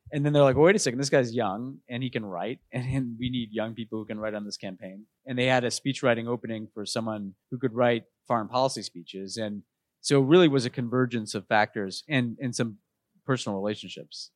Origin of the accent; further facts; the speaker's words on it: New York City, New York, United States; moved away as an adult; also born or lived in Texas; growing up in New York, I was in a very politically